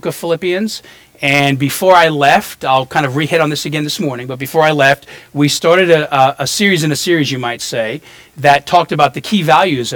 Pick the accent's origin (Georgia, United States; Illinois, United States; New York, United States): New York, United States; New York City; also born or lived in New Orleans; now in Florida, United States; I grew up in Brooklyn, New York, and moved here in the 90s, and then to New Orleans, and then back here, became a Christian in Florida in my 20s